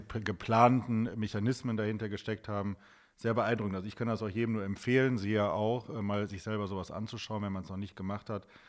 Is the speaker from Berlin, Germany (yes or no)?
no; Wuppertal, North Rhine-Westphalia, Germany; in meiner Heimatstadt Wuppertal gibt es ja auch eine, eine sehr aktive Gemeinde